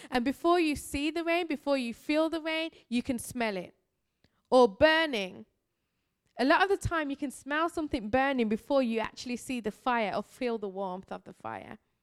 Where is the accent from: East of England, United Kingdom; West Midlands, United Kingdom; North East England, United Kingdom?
West Midlands, United Kingdom; Birmingham; I am from Birmingham, England. This is my real voice